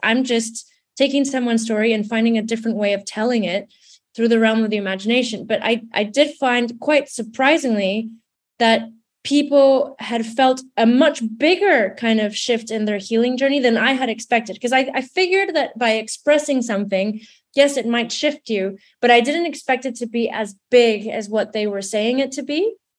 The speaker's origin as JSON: {"language": "English", "country": "Mexico", "tie": "born or raised there", "moved": "yes", "lives_now": "London, United Kingdom", "said": "growing up in Mexico, I, I grew up in a bit of a hybrid space because my dad's British Canadian."}